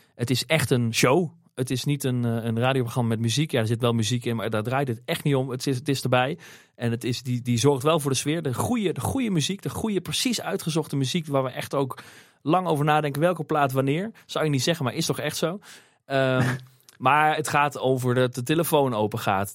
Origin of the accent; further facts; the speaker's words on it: Beneden-Leeuwen, Gelderland, Netherlands; ik kom uit het land van Maas Waal, oorspronkelijk uit, uit het dorpje Benedenleeuwen